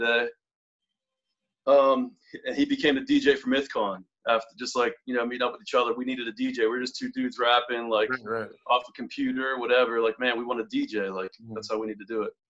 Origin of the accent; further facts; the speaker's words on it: Butler, Pennsylvania, United States; moved away as an adult; now in Pittsburgh, United States; I grew up in Butler, PA